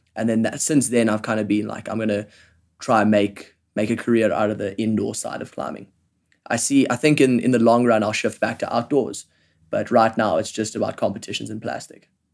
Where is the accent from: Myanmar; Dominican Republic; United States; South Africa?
South Africa; Johannesburg, Gauteng; I grew up in Johannesburg. I've lived here my whole life.